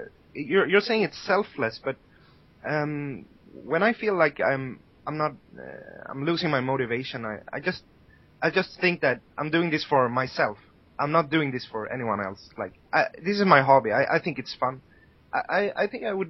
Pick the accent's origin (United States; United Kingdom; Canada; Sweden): Sweden; moved away; I'm from Sweden and I have friends there